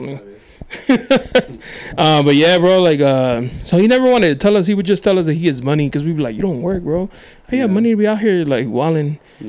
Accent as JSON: {"language": "English", "town": "National City", "region": "California", "country": "United States", "tie": "born or raised there", "said": "when I was younger, I grew up in National City"}